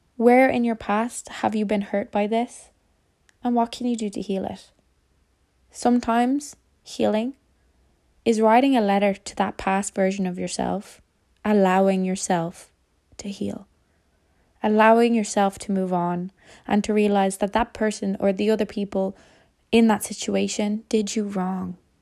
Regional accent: Ireland; As an Irish person

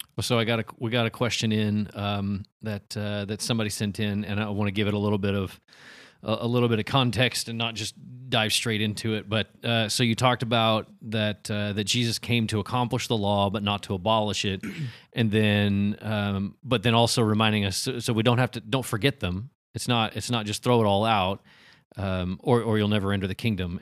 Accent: United States; we grew up in America, right? It's the United States

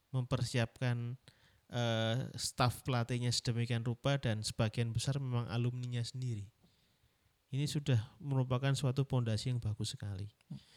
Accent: Surabaya, East Java, Indonesia; ucapan saya arek Surabaya harus

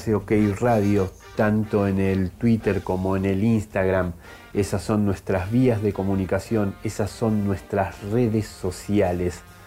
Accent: Buenos Aires Province, Argentina; nosotros que nos creíamos los Patrick del conurbano, terminamos siendo los Robocop argentinos

